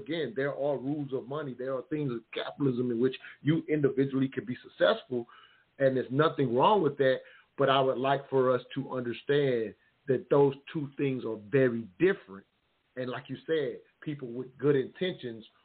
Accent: the South, United States; I'm from the South

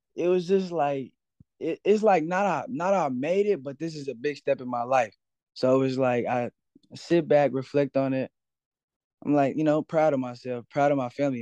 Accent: Cedar Hill, Texas, United States; I'm from Cedar Hill, Cedar Hill, Texas, born and raised

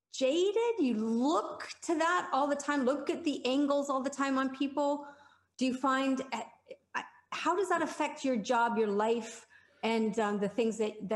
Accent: Canada; we're Canadian.

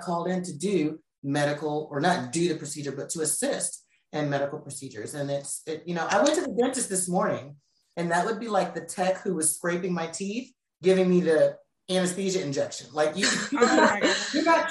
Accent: United States; moved away; also born or lived in North Carolina; I'm from the DMV area. For those of you who don't know, that's Washington, D.C., Virginia

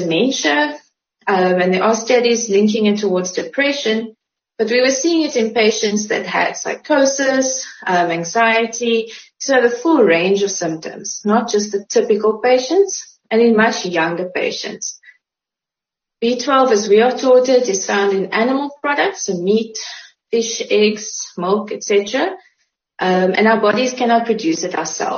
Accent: Uitenhage, Eastern Cape, South Africa; also born or lived in Graaff-Reinet; now in Port Elizabeth, South Africa; I moved over to Uitenhage when I was about 3. So I grew up in Uitenhage

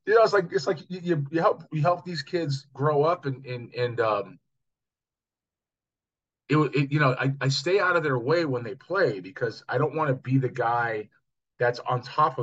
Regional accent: Los Angeles, California, United States; moved away; also born or lived in Seattle; my hometown of Los Angeles. Now, obviously, I haven't lived in L.A. in quite some time, but I grew up there

